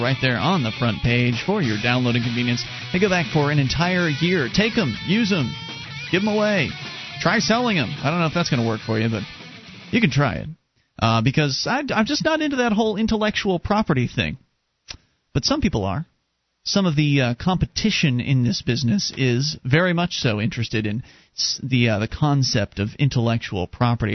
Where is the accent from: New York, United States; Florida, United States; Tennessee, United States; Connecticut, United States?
Florida, United States; Sarasota; when I was growing up in Sarasota, Florida